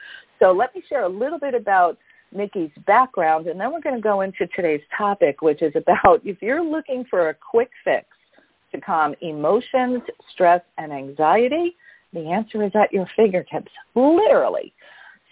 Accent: New York City, New York, United States; we were raised by the same mom and dad growing up in Brooklyn, New York

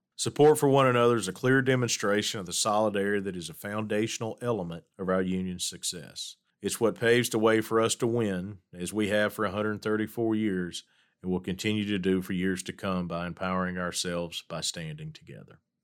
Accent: Hattiesburg, Mississippi, United States; As the son of a letter carrier growing up in Hattiesburg, Mississippi

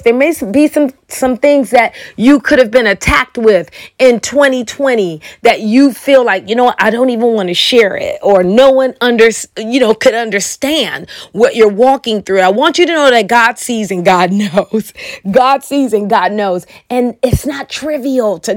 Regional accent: Chicago, Illinois, United States; now in Oklahoma, United States; I'm originally from Chicago, and I moved to Oklahoma

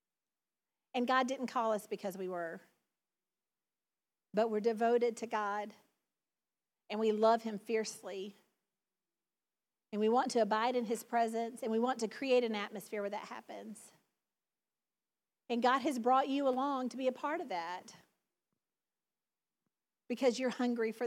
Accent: the South, United States; accent: southern; my southern accent

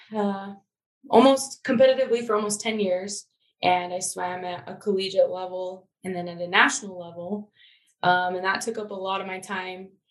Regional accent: Syracuse, Utah, United States; also born or lived in Logan, Utah; I grew up in Syracuse, so I'm not too far from where I am now

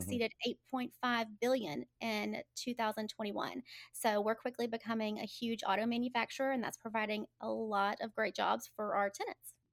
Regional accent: Birmingham, Alabama, United States; I'm a native, I was born and raised in Birmingham

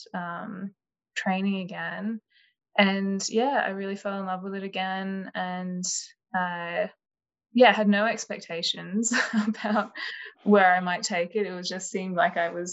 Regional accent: Canberra, Australian Capital Territory, Australia; moved away as an adult; also born or lived in Sydney; I grew up in Canberra, moved to Sydney for uni.

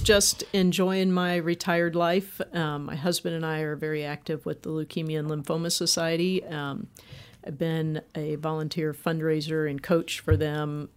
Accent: Indianapolis, Indiana, United States; moved away as an adult; I'm from Indianapolis

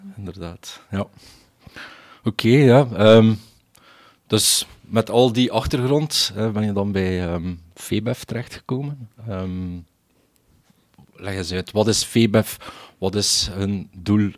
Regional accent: Belgium; als, als Belgen zijnde

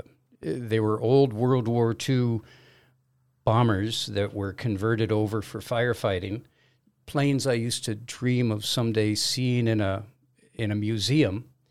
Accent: Los Angeles, California, United States; moved away as an adult; also born or lived in Caribbean; I am originally from Los Angeles, left there in, 72 or 4 or something like that. Moved to the Caribbean, worked on sailboats down there for a couple of years

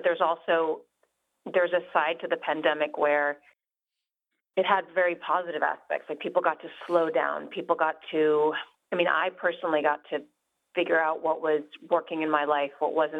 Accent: New York, United States; also born or lived in London / Rio de Janeiro; Yeah, I think I grew up in New York and then London and then Rio, and then we moved back to New York.

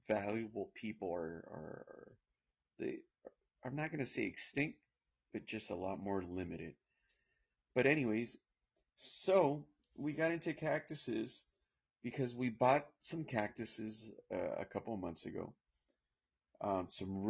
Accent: California, United States; I was born here in California, but go back and forth, out of the state, out of the country, I was raised in a farm and here in California as well too

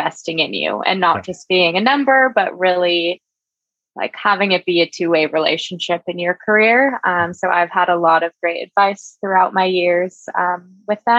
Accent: San Mateo, California, United States; I actually grew up in San Mateo, but down the peninsula more is where I went to high school in Mountain View

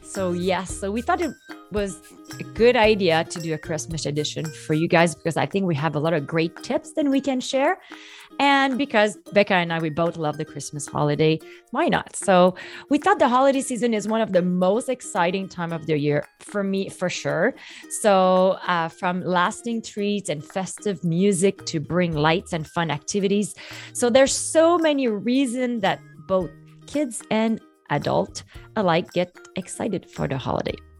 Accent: Canada; I'm French Canadian

